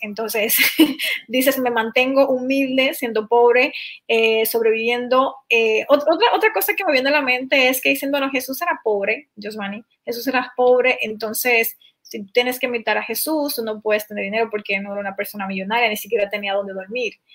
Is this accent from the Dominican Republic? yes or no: yes; Dominican Republic; de República Dominicana